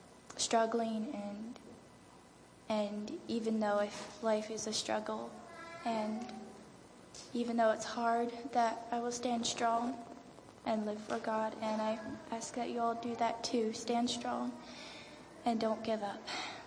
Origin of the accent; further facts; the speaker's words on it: Maryland, United States; from the Eastern Shore of Maryland.